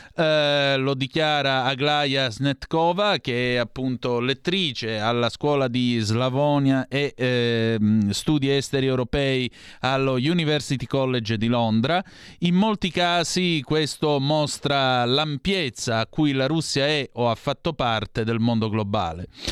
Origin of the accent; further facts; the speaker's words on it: Calabria, Italy; dalle mie parti in Calabria